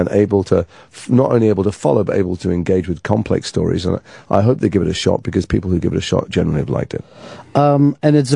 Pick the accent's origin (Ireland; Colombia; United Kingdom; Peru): United Kingdom; England; And because I'm English, I didn't know any of these people